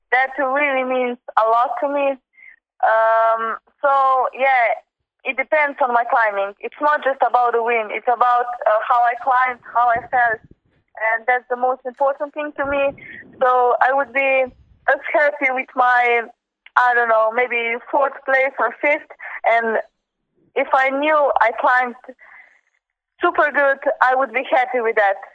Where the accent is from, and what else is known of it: Slovenia; born or raised there